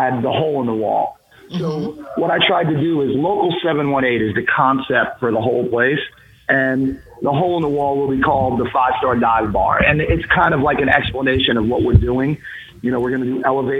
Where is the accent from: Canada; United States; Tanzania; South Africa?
United States; also born or lived in New Jersey / Manhattan, New York; now in New Orleans, United States; So I'm from New Jersey and Manhattan. I, you know, spent time in both places. My mom lived in Jersey. My dad lived in Manhattan.